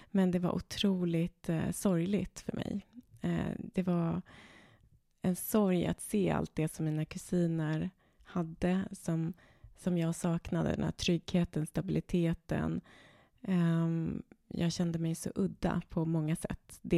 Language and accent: Swedish; Stockholm, Stockholm County, Sweden; Eh, jag är född på Söder, eh, på Södersjukhuset. Vi bodde där mitt första år och sen har vi flyttat runt otroligt mycket. Eh, jag bodde en period i Hässelby, jag bodde i Jakobsberg.